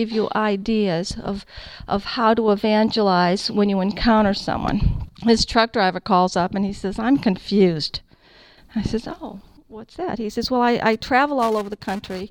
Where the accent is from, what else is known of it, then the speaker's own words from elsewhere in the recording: California, United States; I'm from California.